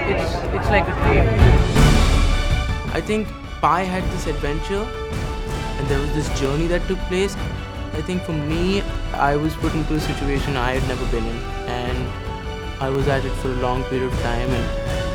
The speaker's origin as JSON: {"language": "English", "country": "India", "tie": "born or raised there", "said": "Growing up in India"}